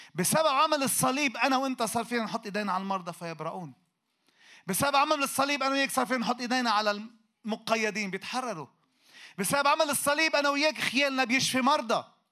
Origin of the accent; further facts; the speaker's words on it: Lebanon; احنا عندنا في لبنان